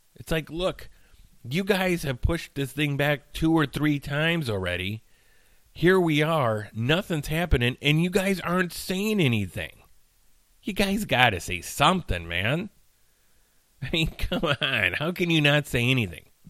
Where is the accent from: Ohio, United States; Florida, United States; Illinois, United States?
Illinois, United States; Chicagoland area; I consider myself from the Chicagoland area.